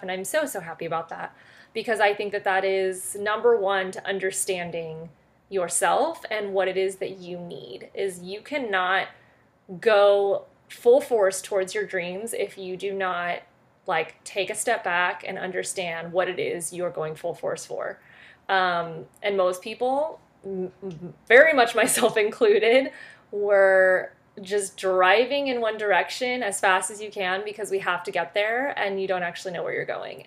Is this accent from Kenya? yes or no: no; France; now in United States; I am from France originally.